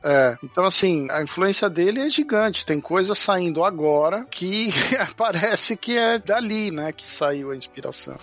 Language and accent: Portuguese; Brazil; moved away as an adult; eu saí do Brasil em 2006